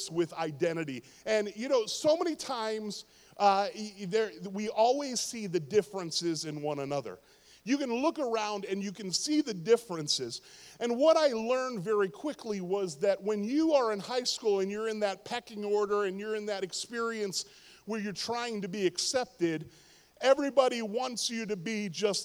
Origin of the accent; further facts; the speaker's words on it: Pittsburgh, Pennsylvania, United States; Pittsburgh, my hometown